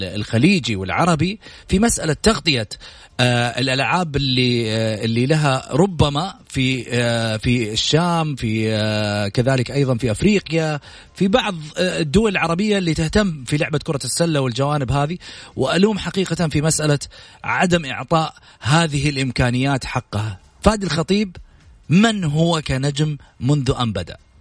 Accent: Saudi Arabia; هذه عاداتنا دائما في ديرتنا كسعوديين

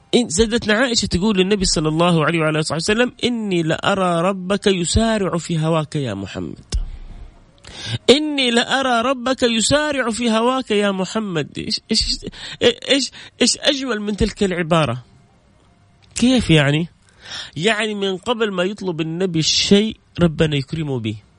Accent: Jeddah, Makkah Province, Saudi Arabia; انا من جده

